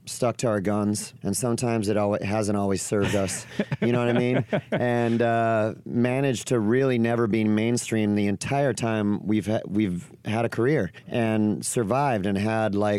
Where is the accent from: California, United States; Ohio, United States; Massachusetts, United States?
California, United States; Orange County; I grew up in Orange County, California.